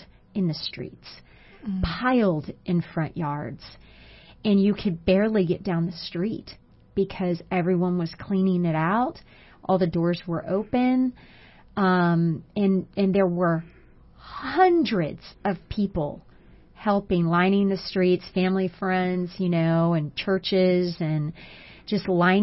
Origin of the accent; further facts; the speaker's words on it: Houston, Texas, United States; I grew up in Houston, and so we weathered many storms